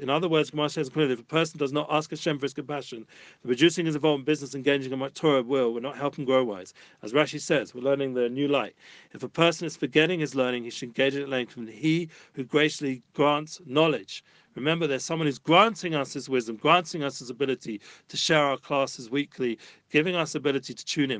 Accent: London, United Kingdom; moved away as an adult; now in Jerusalem, Israel; I grew up in London.

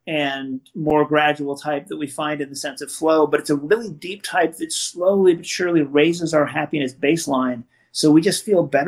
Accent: West Coast, United States; I grew up in the West Coast

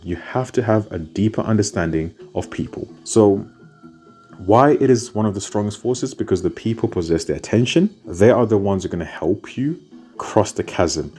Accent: United Kingdom; also born or lived in Zimbabwe; I was born in Zimbabwe, but I was raised in the United Kingdom.

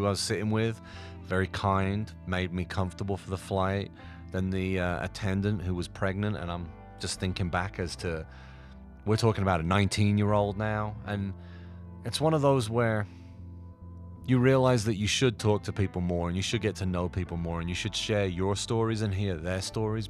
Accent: United Kingdom; I was very British and didn't want to leave Britain

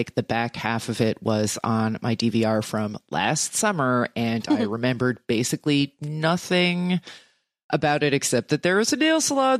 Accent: New Jersey, United States; I am a magpie from New Jersey

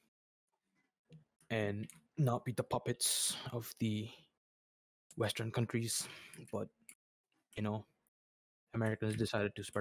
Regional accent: Libya; I am from Libya.

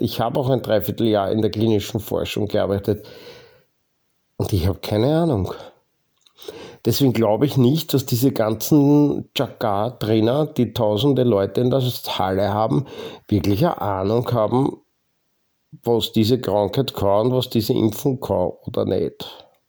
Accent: Lower Austria, Austria; bei uns in Niederösterreich

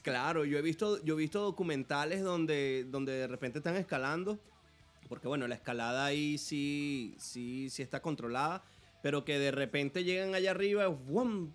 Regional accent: Ciudad Bolívar, Bolívar, Venezuela; moved away; yo soy de Ciudad Bolívar y resulta que, que después que nos vinimos, que, que, tengo años viviendo aquí

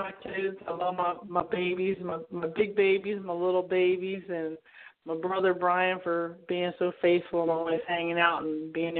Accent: Jacksonville, Florida, United States; I'm from Florida, Jacksonville, Florida.

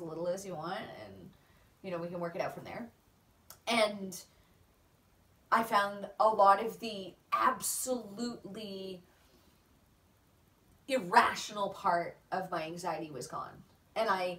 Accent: Canada; now in Australia; I am Canadian

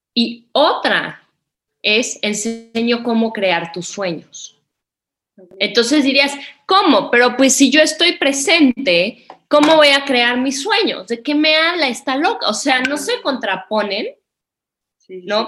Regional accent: Mexico; moved away as an adult; also born or lived in India / Nepal / Bhutan / Bali; regresé a vivir a México, me embaracé, me vine a vivir a Valle de Bravo

